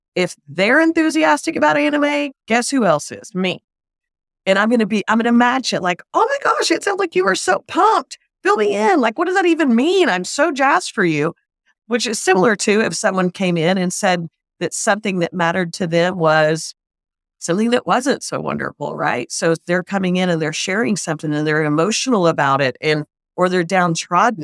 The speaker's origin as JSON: {"language": "English", "region": "the South", "country": "United States", "tie": "born or raised there", "said": "I grew up in the South, and so we were all Christian"}